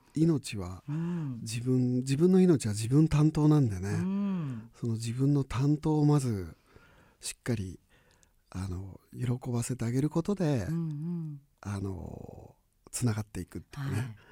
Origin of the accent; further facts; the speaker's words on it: Hokuriku, Niigata, Japan; moved away; 僕もあの北陸新潟の生まれでね